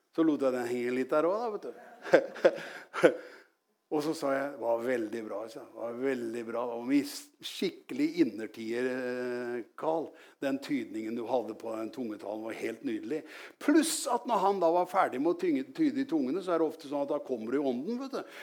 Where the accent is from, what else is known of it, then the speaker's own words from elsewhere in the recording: Norway; jeg vokste opp, opp i Gjelsnes. Det er ikke så langt herfra, men jeg var langt ute på landet